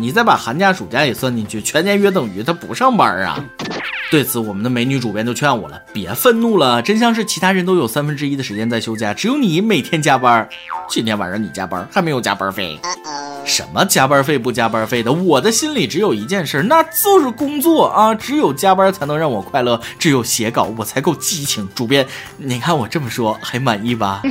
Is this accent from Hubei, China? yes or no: yes; Wuhan, Hubei, China; 原来因为我是武汉人，这就叫有地域天赋。